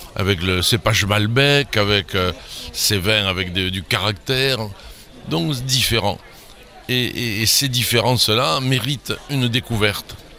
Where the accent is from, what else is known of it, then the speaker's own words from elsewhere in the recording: centre of France, France; also born or lived in Bordeaux; now in Saint-Émilion, France; je suis originaire du centre de la France.